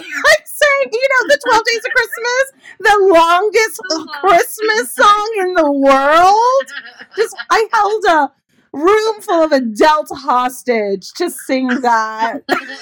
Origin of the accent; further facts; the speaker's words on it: Los Angeles, California, United States; I grew up in Los Angeles, California